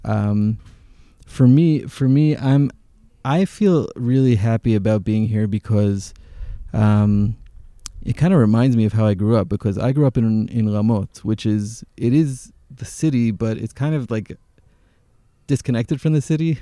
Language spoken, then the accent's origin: English; Jerusalem, Jerusalem District, Israel; also born or lived in Teaneck, New Jersey, United States / Hashmonaim; I grew up in, in Jerusalem, in Jerusalem.